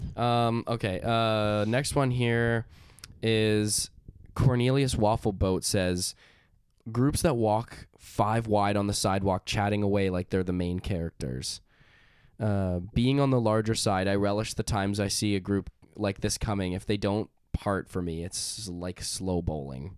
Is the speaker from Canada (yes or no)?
yes; Canada; we're from Canada